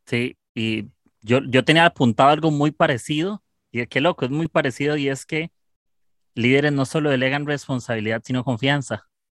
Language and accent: Spanish; Costa Rica; soy de Costa Rica